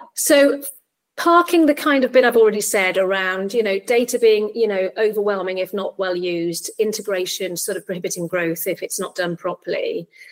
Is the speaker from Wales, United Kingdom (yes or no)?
yes; Barry, Wales, United Kingdom; also born or lived in Cardiff; I'm actually from Barry. That's my hometown. I was born in Cardiff and I, I grew up in South Wales.